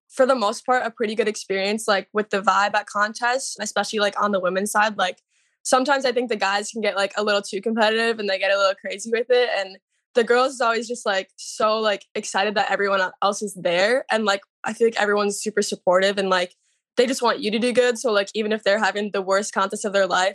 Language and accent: English; Hastings, Minnesota, United States; I'm from Minnesota. I was born and raised in Hastings.